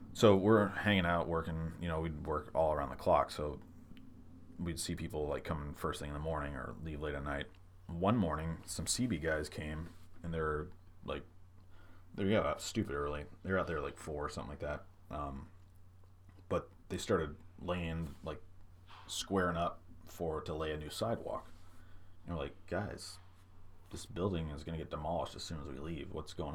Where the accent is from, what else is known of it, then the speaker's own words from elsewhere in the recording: Midwest, United States; now in San Diego, United States; growing up in the Midwest, like every news station would have their own their take on what kind of weather service they provided